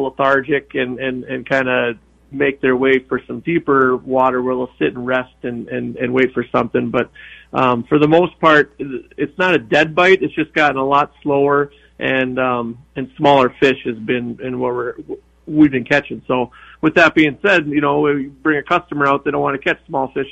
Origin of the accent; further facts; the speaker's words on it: Stillwater, Minnesota, United States; also born or lived in Bemidji, Minnesota; now in Duluth, United States; I grew up in Stillwater, Minnesota